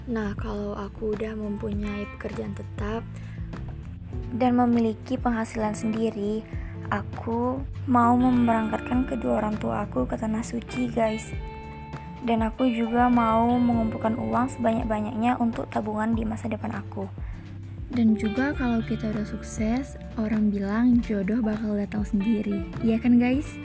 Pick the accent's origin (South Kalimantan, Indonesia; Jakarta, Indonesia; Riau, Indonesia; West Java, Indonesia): Riau, Indonesia; Pekanbaru; Aku berasal dari kota Pekanbaru